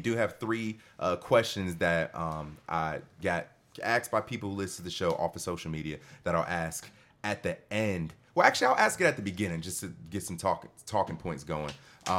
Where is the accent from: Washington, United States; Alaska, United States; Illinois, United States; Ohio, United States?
Ohio, United States; Cleveland; I'm from Cleveland, Ohio. I've been to Akron, Ohio 1,000 times.